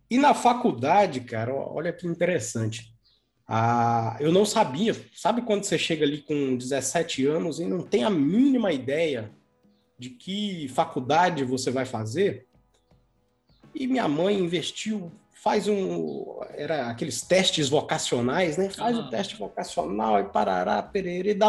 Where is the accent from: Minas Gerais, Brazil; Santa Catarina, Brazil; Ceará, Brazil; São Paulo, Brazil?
Minas Gerais, Brazil; Governador Valadares; Mineiro legítimo, João, daqui, nascido e criado em Governador Valadares. Por aqui a gente estudou, por aqui a gente se formou, por aqui conheci minha esposa, né, e formei a minha família.